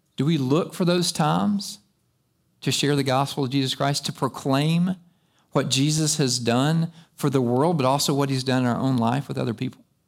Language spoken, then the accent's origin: English; United States; I've been raised right here in America.